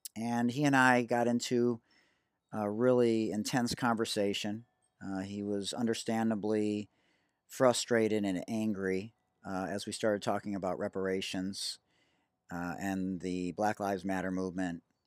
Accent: Detroit, Michigan, United States; I'm from Detroit and I was integrated at fifth, in fifth grade going from a private Jewish day school to a public school

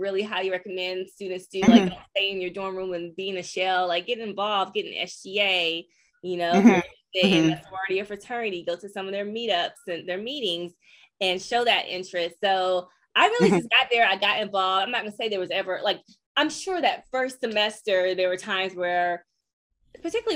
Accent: North Carolina, United States; growing up in North Carolina

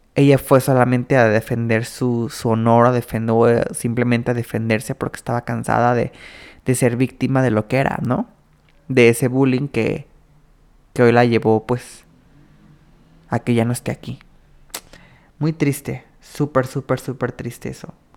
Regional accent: Mexico; como mexicanos

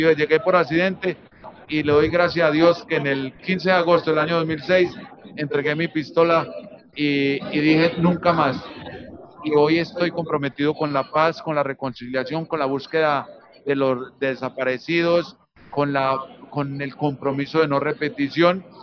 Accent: Amalfi, Antioquia, Colombia; moved away; Yo también soy desplazado de mi pueblo Amalfi, que mi padre también nos trajo en una familia muy numerosa y la guerrilla comenzó a llegar y él dijo, nos tenemos que ir

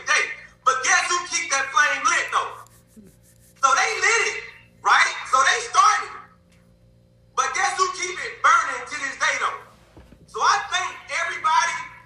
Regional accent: Starkville, Mississippi, United States; I was born in Starkville, Mississippi

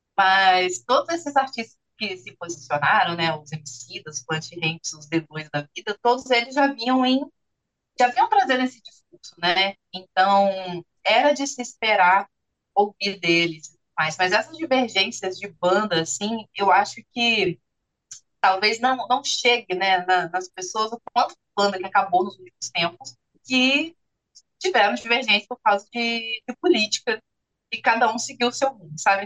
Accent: Minas Gerais, Brazil; now in Rio de Janeiro, Brazil; Eu sou do estado de Minas Gerais

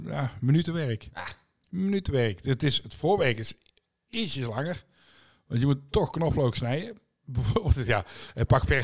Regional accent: Tilburg, North Brabant, Netherlands; ik kom uit Tilburg.

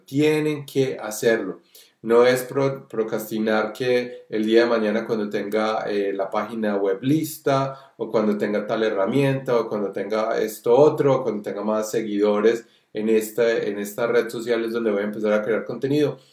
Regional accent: Colombia; nosotros que somos colombianos

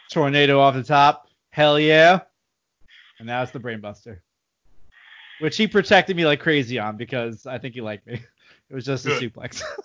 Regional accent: United States; I'm an American.

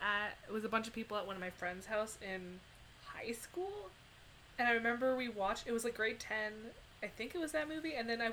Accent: Canada; we're Canadian, and we don't do miles per hour.

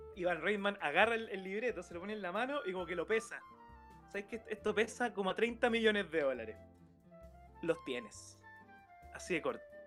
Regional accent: Concepción, Biobío, Chile; en Conce, que nosotros somos de Conce

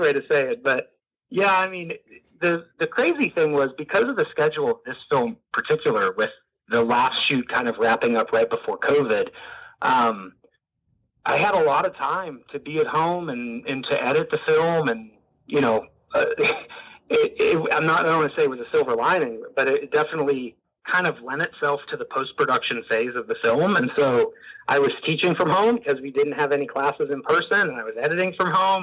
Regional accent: Northeast Ohio, United States; I was raised Catholic in Northeast Ohio.

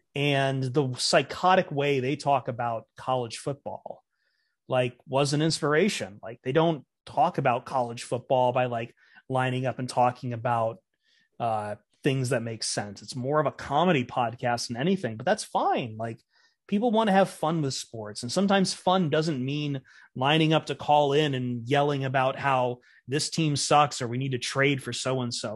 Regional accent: Toledo, Ohio, United States; Toledo's my hometown

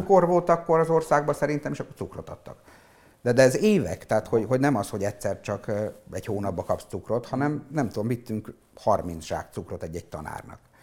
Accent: Péterfalva, Zakarpattia Oblast, Ukraine; also born or lived in Visk, Ukraine; mi olyan környezetben nőttünk fel Péterfalván, hogy minden működött.

